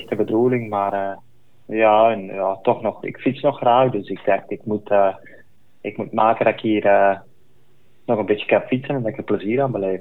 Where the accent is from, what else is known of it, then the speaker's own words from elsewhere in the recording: Belgium; als Belg